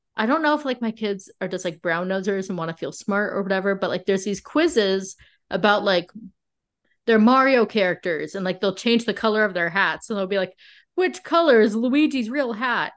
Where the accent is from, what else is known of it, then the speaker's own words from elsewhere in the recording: La Quinta, California, United States; I'm from La Quinta, California